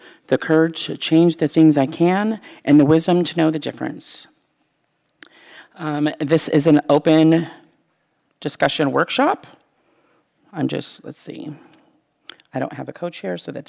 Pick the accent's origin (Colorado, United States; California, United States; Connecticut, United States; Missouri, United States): California, United States; the Bay Area; I grew up here in the Bay Area